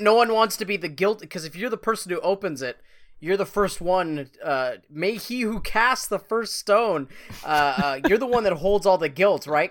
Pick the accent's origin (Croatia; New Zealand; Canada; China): Canada; we're both from Canada